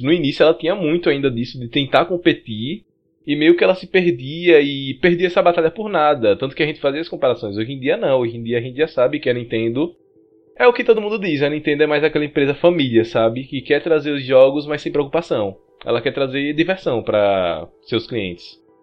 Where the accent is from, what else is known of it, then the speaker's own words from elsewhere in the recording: Brazil; a gente é brasileiro